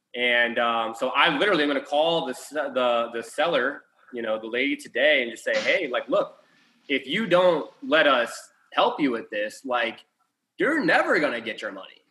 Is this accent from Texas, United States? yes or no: yes; Houston, Texas, United States; We're from Houston